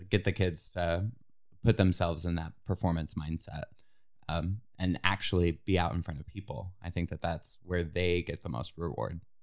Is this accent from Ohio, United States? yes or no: yes; New Philadelphia, Ohio, United States; moved away as an adult; now in Indiana, United States; grew up in New Philadelphia, Ohio